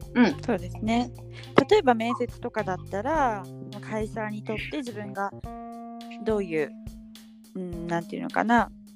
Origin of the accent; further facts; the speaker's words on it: Fukuoka, Japan; moved away as an adult; also born or lived in China; 私は福岡県出身